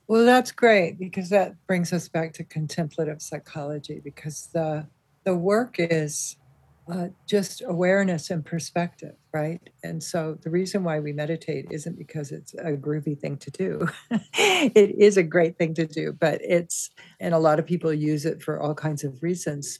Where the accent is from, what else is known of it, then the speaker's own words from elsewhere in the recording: Santa Monica, California, United States; I grew up in Santa Monica with my mother, who worked full time